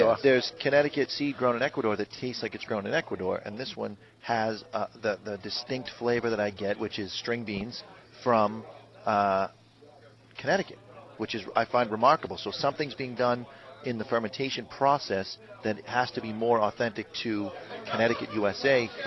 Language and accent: English; Canada; I'm French Canadian.